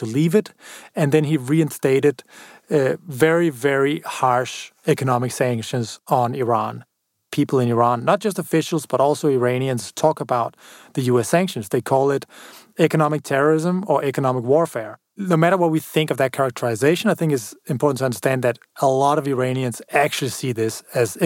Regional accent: Denmark; a blonde, blue-eyed guy from Denmark

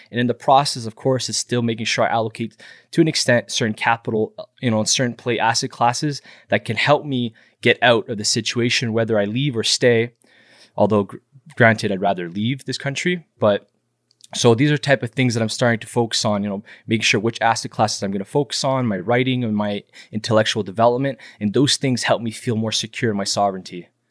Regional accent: Montreal, Quebec, Canada; Born and raised in Montreal

